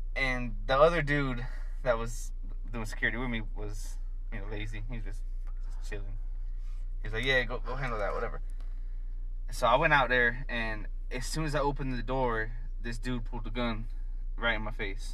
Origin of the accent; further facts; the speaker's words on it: Fort Myers, Florida, United States; moved away as an adult; also born or lived in Hazlehurst, Georgia; I was raised in South Florida, Fort Myers, until I was 18.